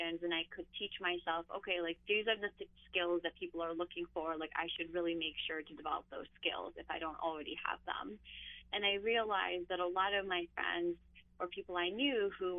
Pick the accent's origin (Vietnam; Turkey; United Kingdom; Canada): Turkey; Istanbul; now in New York, United States; I grew up in Istanbul, so I'm used to that like large chaotic city environment